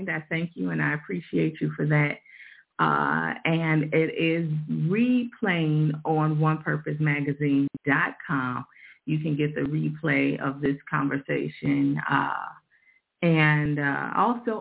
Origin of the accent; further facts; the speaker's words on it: Chicago, Illinois, United States; I'm from Chicago